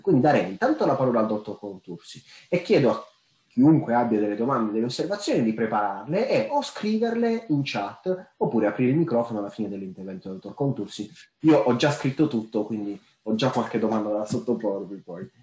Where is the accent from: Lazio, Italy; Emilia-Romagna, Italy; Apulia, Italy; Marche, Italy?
Apulia, Italy; io sono pugliese